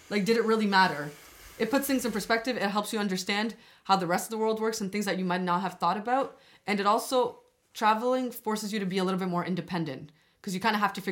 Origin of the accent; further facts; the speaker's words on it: Albania; Okay, so I'm from Albania, and like